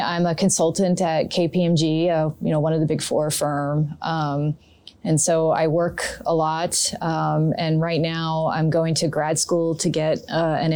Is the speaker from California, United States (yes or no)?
no; High Bridge, New Jersey, United States; I'm from New Jersey. Grew up here. My parents still live in the house I grew up in out in Hunterdon County, a little town called Highbridge